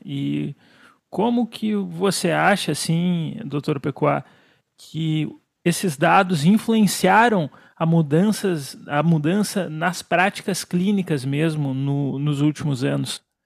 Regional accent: Brazil; Como brasileiro, nós somos orgulhosos

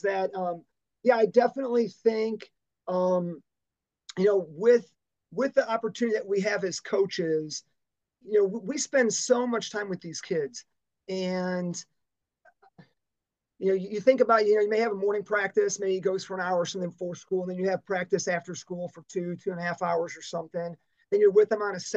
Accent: Dyer, Indiana, United States; So I grew up in Dyer on the north side of the Lake Central kind of boundary lines, and went to a small parochial Lutheran grade school in Munster

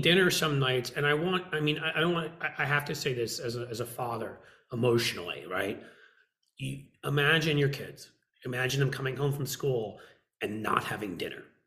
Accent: United States; I'm an American

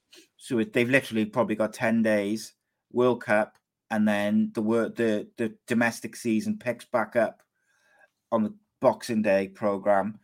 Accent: Wales, United Kingdom; I'm Welsh

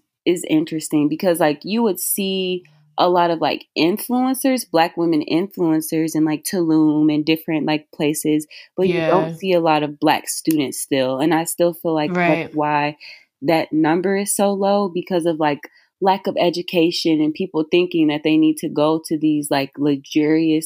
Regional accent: Detroit, Michigan, United States; I'm from Detroit

